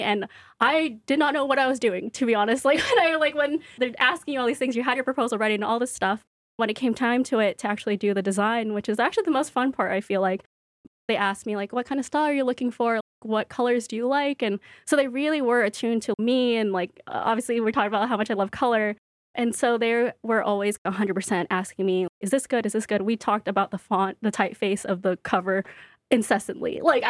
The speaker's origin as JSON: {"language": "English", "town": "Brooklyn", "region": "New York", "country": "United States", "said": "So I am from Brooklyn. I'm excited to do a Brooklyn event."}